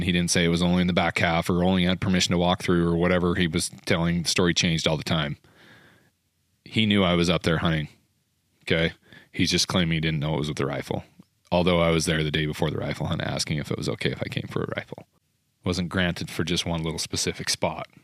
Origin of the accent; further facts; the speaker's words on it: Utah, United States; I'm from Utah.